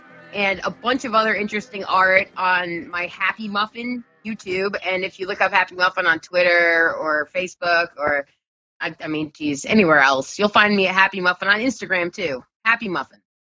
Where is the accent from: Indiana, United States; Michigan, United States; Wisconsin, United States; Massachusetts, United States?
Wisconsin, United States; Kenosha; also born or lived in Tucson, Arizona; now in Nashville, United States; Yeah, I am from Wisconsin. I'm from Kenosha.